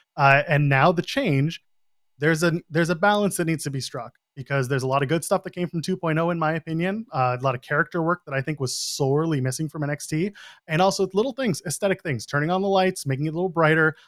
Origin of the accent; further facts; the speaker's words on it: Canada; I'm a Canadian